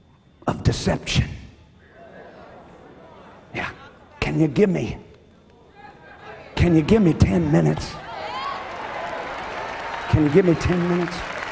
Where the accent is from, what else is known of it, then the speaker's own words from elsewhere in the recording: Ireland; Well, I'm Irish. Well, it's just the way our people do.